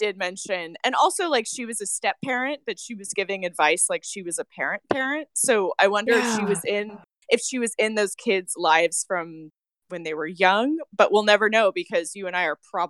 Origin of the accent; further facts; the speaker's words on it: Yorba Linda, California, United States; also born or lived in Fullerton; I was born in Yorba Linda.